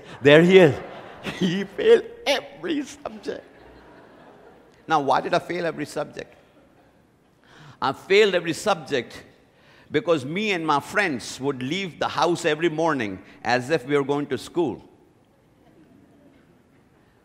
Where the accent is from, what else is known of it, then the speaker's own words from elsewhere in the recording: India; moved away; When I was growing up in India, I went to the best school.